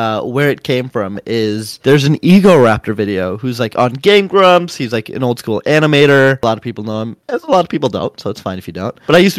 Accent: United States; I am an American speedrunner

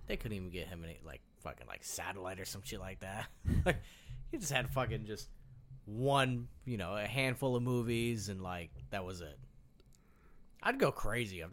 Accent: Midwest, United States; We're from the Midwest

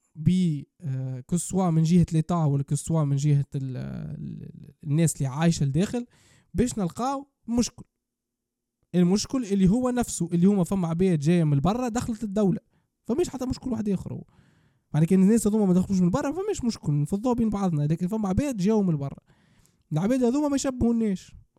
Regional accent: Tunisia; نحن كدولة تونسية عندنا ثقافة

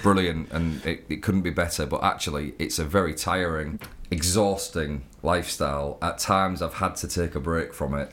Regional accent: Hull, Yorkshire and the Humber, United Kingdom; growing up in Hull was quite tough.

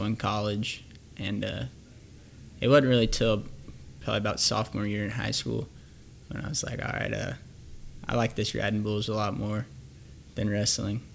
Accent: Thonotosassa, Florida, United States; It's a town called Thanota, Sassa, Florida, but I just say Plant City

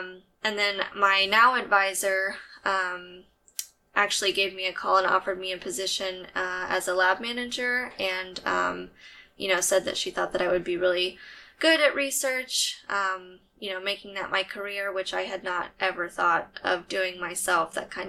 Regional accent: San Antonio, Texas, United States; I'm from San Antonio. I'm a huge Spurs fan. Mm-hmm. And I am born and raised in Texas. I've lived here for ever.

